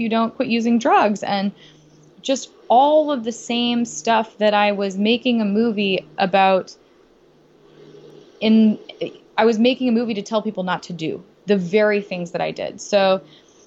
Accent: the South, United States; growing up in the South

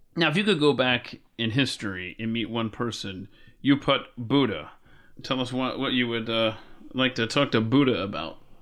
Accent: Atlanta, Georgia, United States; Atlanta, my hometown where I was born and raised

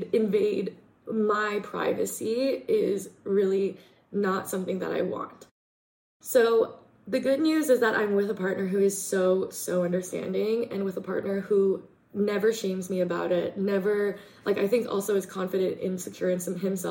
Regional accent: Portland, Oregon, United States; moved away; growing up in Portland, it was a lot of, well, I was working a lot

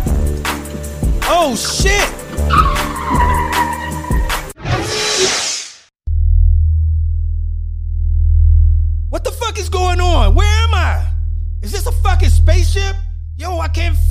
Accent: Detroit, Michigan, United States; moved away as an adult; now in Atlanta, United States; I'm originally from Detroit, Michigan. I now reside in Atlanta, Georgia

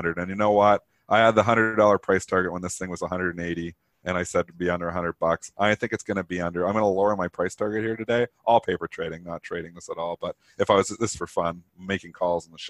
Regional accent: Leamington, Ontario, Canada; I was born in Leamington, Ontario, which was used to be just built by Heinz. It's like the tomato it's called the tomato capital of Canada

